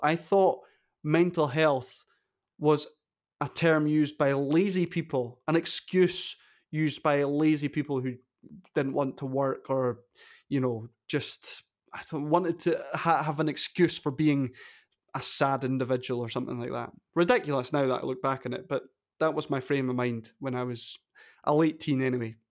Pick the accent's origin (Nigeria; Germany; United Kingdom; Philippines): United Kingdom; Wick, Scotland; As a, a wee bairn growing up in Caithness